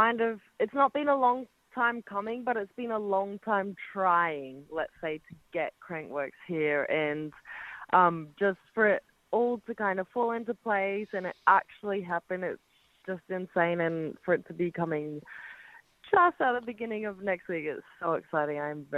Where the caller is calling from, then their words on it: Cairns, Queensland, Australia; Cairns, Australia.